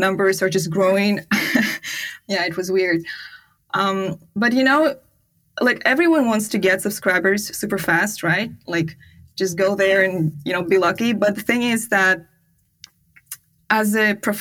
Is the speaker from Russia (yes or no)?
yes; Siberia, Russia; English is a second language; moved away as an adult; also born or lived in China / Bali / Turkey; I am from Siberia